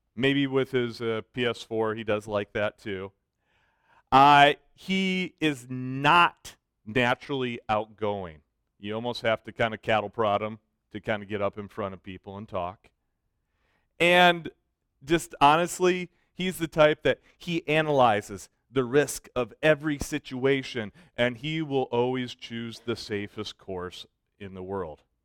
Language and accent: English; Michigan, United States; moved away; I grew up in Michigan